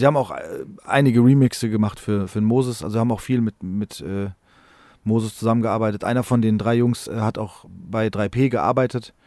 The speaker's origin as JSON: {"language": "German", "town": "Frankfurt", "region": "Hesse", "country": "Germany", "tie": "born or raised there", "said": "wir sind in Rödelheim im gleichen Haus groß geworden"}